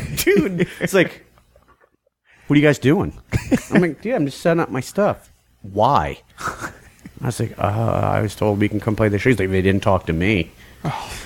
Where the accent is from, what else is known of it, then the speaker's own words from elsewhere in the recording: Washington, District of Columbia, United States; we're from D.C.